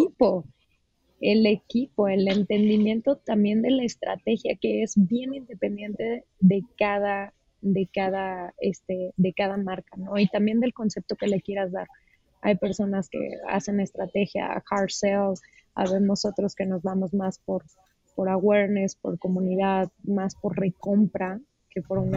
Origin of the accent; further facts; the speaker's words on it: Uruapan, Michoacán, Mexico; Soy de Uruapan, Michoacán